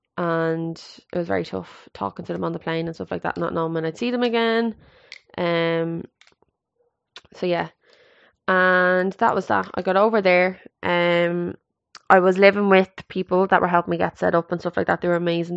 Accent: Ireland; also born or lived in Canada; I always said I'd love to set up base back in Ireland

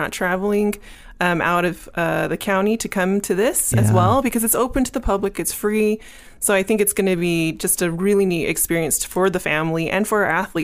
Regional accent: Pleasant Grove, Utah, United States; also born or lived in Hurricane, Utah; I'm actually from Pleasant Grove, Utah.

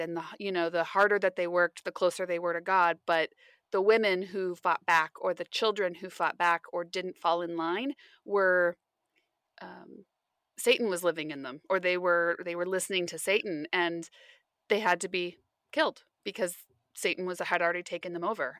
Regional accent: West Coast, United States; I grew up on the West Coast my whole life

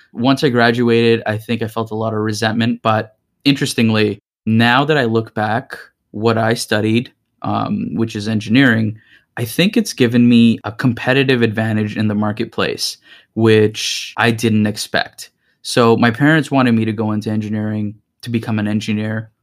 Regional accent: Greater Toronto Area, Ontario, Canada; I'm from the Greater Toronto Area

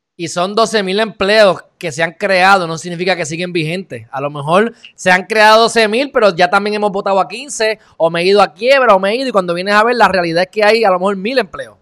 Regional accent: Puerto Rico; uno como puertorriqueño

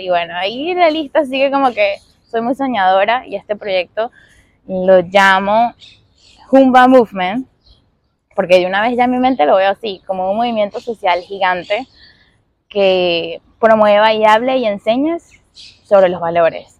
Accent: Venezuela; moved away as an adult; also born or lived in Caracas; now in Miami, United States; yo soy venezolana, llevo ya siete años viviendo aquí en Miami

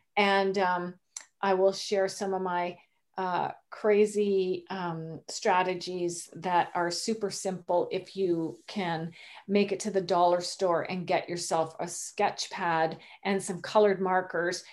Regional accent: Canada; moved away as an adult; also born or lived in Rhode Island, United States; I am Canadian. I'm new to Rhode Island.

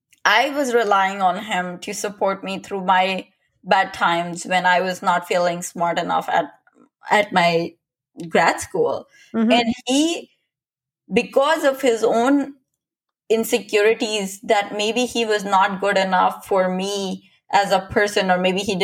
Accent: India; I'm Indian

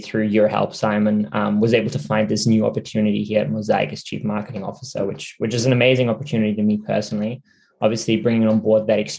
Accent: Germany; moved away as an adult; also born or lived in Sydney, Australia; now in Australia; I'm originally from Germany, which is where I studied.

